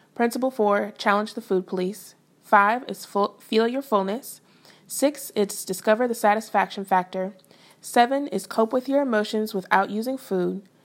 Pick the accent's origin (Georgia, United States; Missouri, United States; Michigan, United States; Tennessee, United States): Missouri, United States; St. Louis; moved away as an adult; also born or lived in Fayetteville, Arkansas / Denton, Texas / Oklahoma; I was born and raised in Saint Louis, Missouri